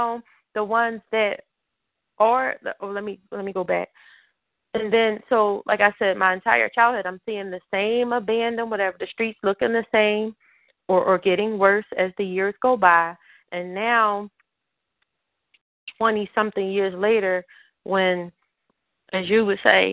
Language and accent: English; Philadelphia, Pennsylvania, United States; I grew up in North Philly too